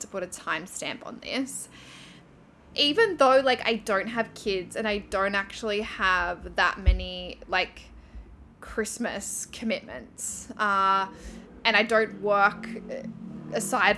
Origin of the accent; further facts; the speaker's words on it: Newcastle, New South Wales, Australia; moved away as an adult; also born or lived in Thailand; leaving my hometown of Newcastle